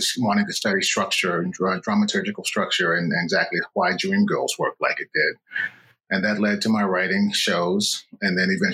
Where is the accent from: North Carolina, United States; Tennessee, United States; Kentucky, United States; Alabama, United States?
Tennessee, United States; Nashville; moved away as an adult; also born or lived in New York City; I'm originally from Nashville, Tennessee